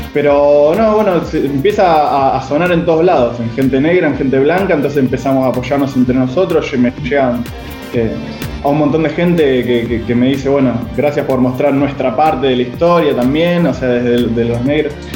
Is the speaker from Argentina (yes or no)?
yes; Argentina; para mí que soy argentino